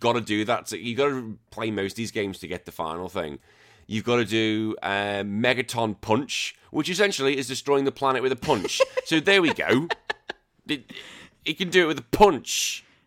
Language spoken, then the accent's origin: English; England, United Kingdom; now in Australia; I'm still England. I'm in England till I die.